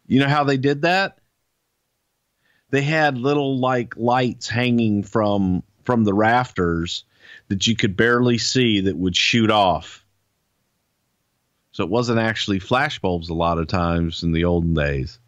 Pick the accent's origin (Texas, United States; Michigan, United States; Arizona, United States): Texas, United States; Houston; it was in my hometown